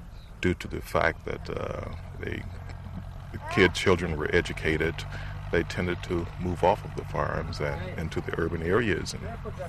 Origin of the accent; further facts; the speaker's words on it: Columbus, Ohio, United States; now in Madison, United States; I live in Madison, but originally I'm from Ohio, Columbus, Ohio.